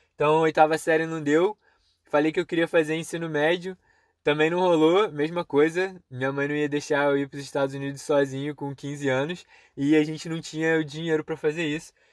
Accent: Petrópolis, Rio de Janeiro, Brazil; o CCAA ficava num lugar meio perigoso em Petrópolis

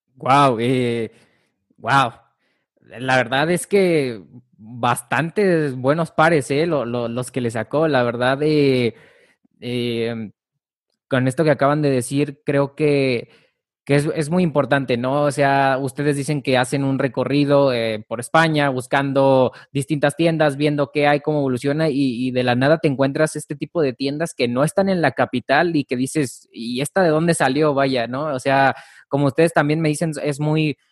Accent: Mexico; yo no soy de la Ciudad de México yo se puede decir que soy, eh, soy de provincia

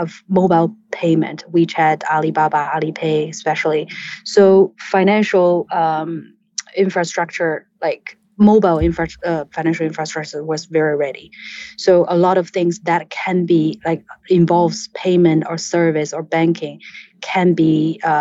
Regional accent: China; I'm born and raised in China

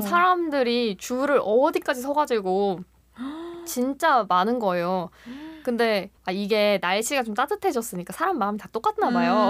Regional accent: Busan, South Korea; now in Seoul, South Korea; 저는 이제 본가가 부산인데

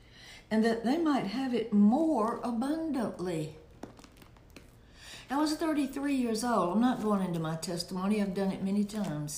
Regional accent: Alabama, United States; I was born in Alabama, raised in Alabama, went to church in Alabama, went to college in Alabama

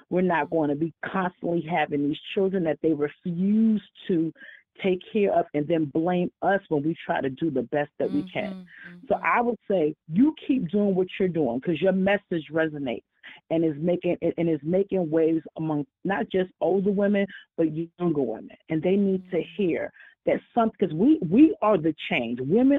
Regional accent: New York, United States; Hey, Tanya. This is … How are you? And I'm from New York.

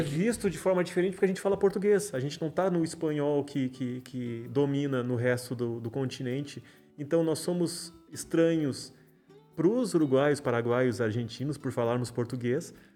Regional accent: Camaquã, Rio Grande do Sul, Brazil; also born or lived in Porto Alegre / Pelotas / São Lourenço do Sul; Nasci aqui, nasci em Porto Alegre, me criei em Camacuã, morei na metade sul toda aqui de Pelotas, Rio Grande, São Lourenço

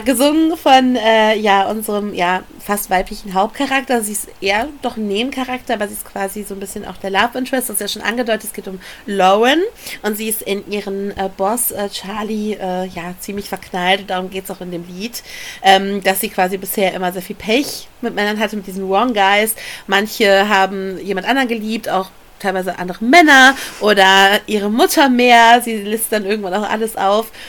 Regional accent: Ruhr area, North Rhine-Westphalia, Germany; ich komme aus dem Pott

